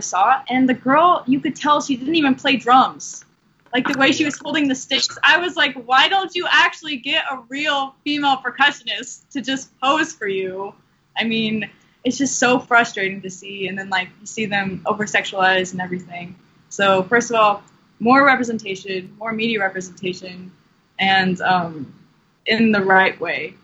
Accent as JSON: {"language": "English", "region": "Washington", "country": "United States", "moved": "yes", "said": "a person from Washington State"}